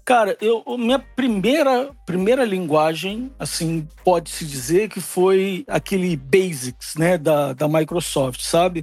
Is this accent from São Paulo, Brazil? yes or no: no; Rio de Janeiro, Brazil; moved away; also born or lived in Belém, Pará; sou, sou nascido no Rio, é, sou, sou nascido no Rio, mas paraense de coração. Vivi lá uns bom tempo